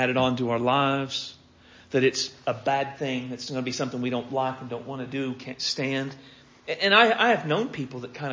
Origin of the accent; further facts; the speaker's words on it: Pickett Center, Oklahoma, United States; I grew up in Pickett Center, Oklahoma